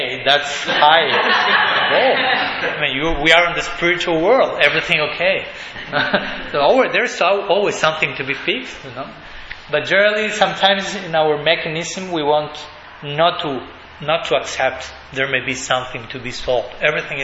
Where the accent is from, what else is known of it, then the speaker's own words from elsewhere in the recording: Argentina; English is a second language; in Buenos Aires, we are from Argentina.